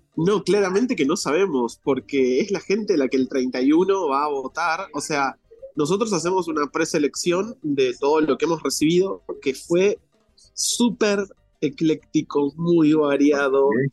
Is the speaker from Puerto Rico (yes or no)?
no; Argentina; accent: Argentine; now in Mexico City, Mexico; por mi acento yo soy argentino